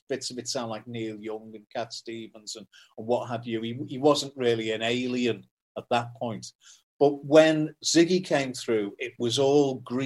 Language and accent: English; Liverpool, North West England, United Kingdom; I'm from Kensington in Liverpool, which is a very working class area.